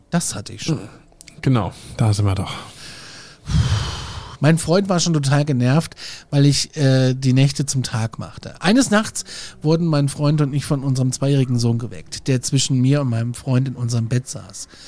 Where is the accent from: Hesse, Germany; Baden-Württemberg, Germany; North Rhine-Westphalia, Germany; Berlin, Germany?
Hesse, Germany; Kassel; Ich bin auch Hesse und ich kann das Wort Kirche ganz normal sprechen.